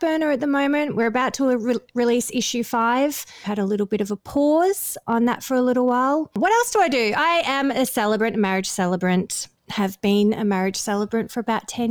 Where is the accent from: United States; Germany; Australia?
Australia; Victoria; moved away as an adult; also born or lived in Melbourne; now in Gold Coast, Australia; I'm from Victoria originally, but I live in – so Melbourne's kind of my home base, but I've been living in Queensland for nearly